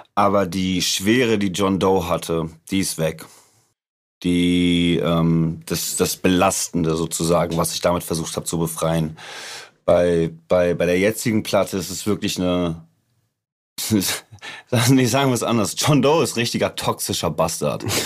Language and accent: German; suburb of Hamburg, Germany; das, wo ich her bin. Also das ist äh, Vorort von Hamburg